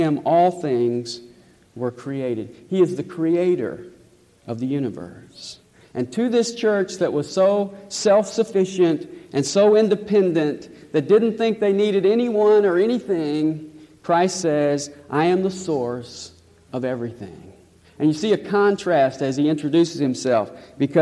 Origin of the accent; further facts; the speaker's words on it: Nashville, Tennessee, United States; I was born in Nashville, raised in Nashville.